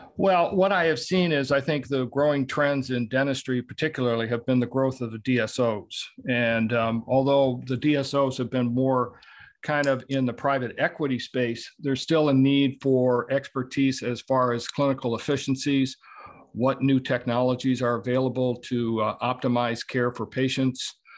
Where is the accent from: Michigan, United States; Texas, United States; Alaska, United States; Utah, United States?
Michigan, United States; Southeast; I was born and raised in Southeast Michigan